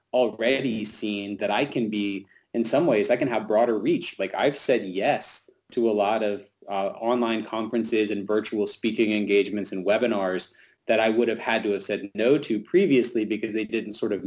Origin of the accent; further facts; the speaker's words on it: the South, United States; being a Southerner